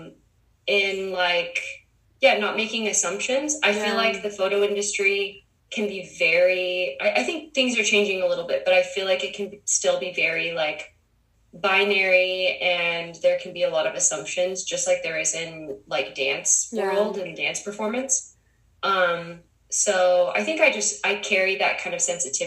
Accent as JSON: {"language": "English", "region": "Utah", "country": "United States", "moved": "yes", "lives_now": "Los Angeles, United States", "said": "I am a photographer and movement artist and director in Los Angeles, and I'm from Utah"}